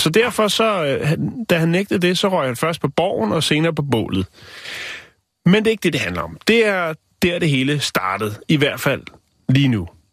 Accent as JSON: {"language": "Danish", "town": "Vium", "region": "Central Denmark Region", "country": "Denmark", "tie": "born or raised there", "said": "Min fødeby"}